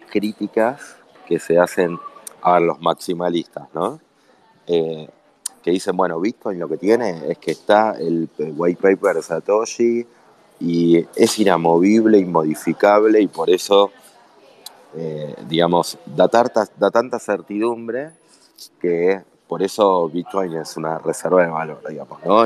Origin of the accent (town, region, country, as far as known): Argentina